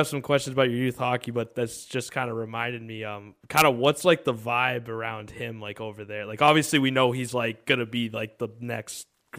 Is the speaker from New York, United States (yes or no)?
yes; New York, United States; moved away; I am the token New York sports fan, because I'm from New York originally.